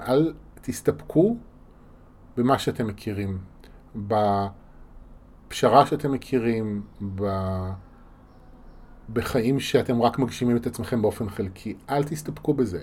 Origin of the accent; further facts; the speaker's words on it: Israel; בשבילנו כישראלים